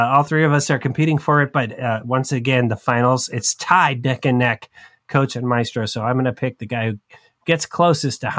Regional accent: Westlake, United States; growing up in Westlake

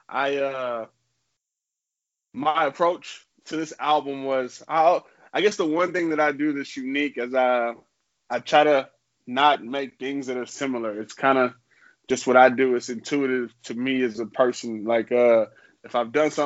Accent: Houston, Texas, United States; now in Austin, United States; I'm from Houston

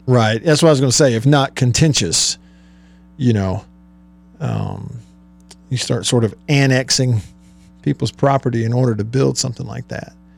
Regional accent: Russellville, Alabama, United States; I grew up in Russellville, Alabama.

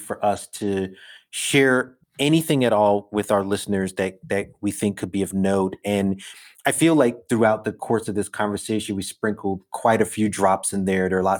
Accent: New York, United States; growing up in New York in the 80s

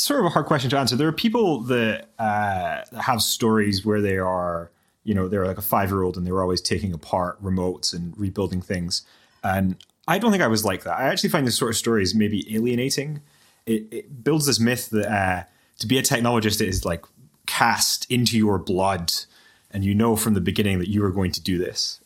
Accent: Aberdeen, Scotland, United Kingdom; I applied to University of Aberdeen, where, where I studied, and some other universities in Scotland. Um, but the, the financial situation made it look like the best option was to stay in my hometown

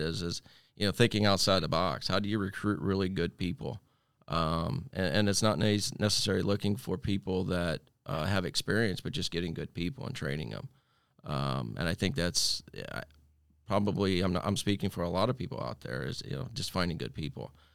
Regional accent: Holmes County, Ohio, United States; I was born and raised in Holmes County, Ohio

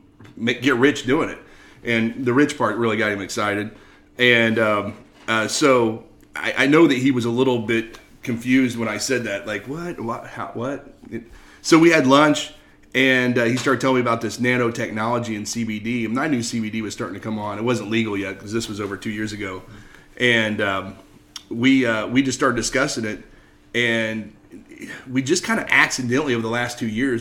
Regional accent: Indianapolis, Indiana, United States; also born or lived in Carmel, Indiana; I'm from Indianapolis originally, live in Carmel now

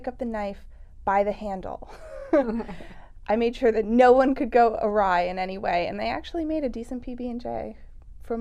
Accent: Ojai, California, United States; born or raised there

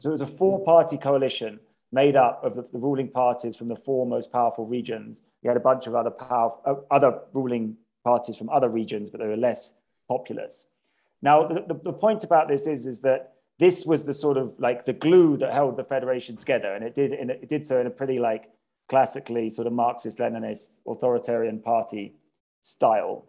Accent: Cambridge, East of England, United Kingdom; moved away as an adult; also born or lived in Addis Ababa, Ethiopia; now in Ethiopia; I'm a Brit and from, from Cambridge.

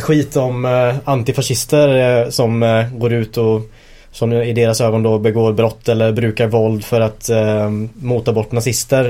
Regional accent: Linköping, Östergötland, Sweden; now in Gothenburg, Sweden; när vi växte upp i Linköping

